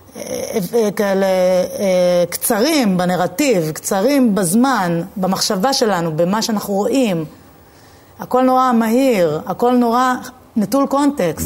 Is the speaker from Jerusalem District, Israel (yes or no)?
yes; Jerusalem, Jerusalem District, Israel; moved away as an adult; now in Tel Aviv, Israel; אני, אני מאוד ירושלמית